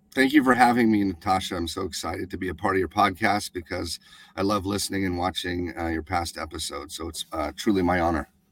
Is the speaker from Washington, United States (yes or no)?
no; Alaska, United States; the crazy abuse that we endured uh, growing up in Alaska